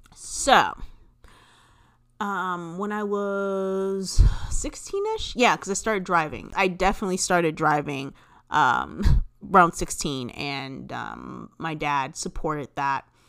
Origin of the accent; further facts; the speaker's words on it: California, United States; I am originally from California